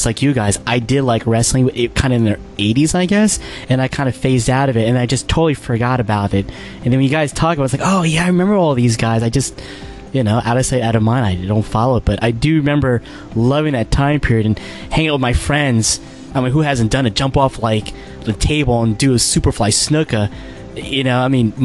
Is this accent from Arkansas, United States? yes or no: no; Northern New Jersey, United States; I grew up in Northern Jersey